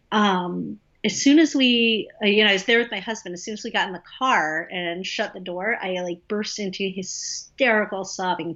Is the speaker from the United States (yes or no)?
yes; Atlanta, Georgia, United States; I happen to live in Atlanta